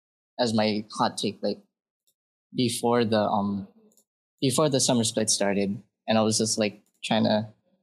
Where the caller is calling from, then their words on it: Oahu, Hawaii, United States; From Hawaii.